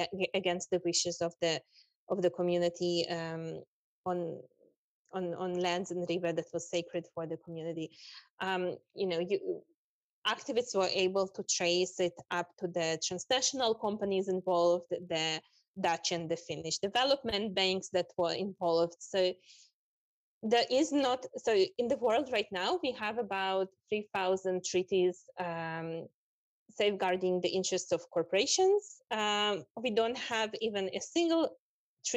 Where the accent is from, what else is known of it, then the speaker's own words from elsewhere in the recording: Israel; also born or lived in Russia; I grew up in Palestine, Israel, but I was born in Russia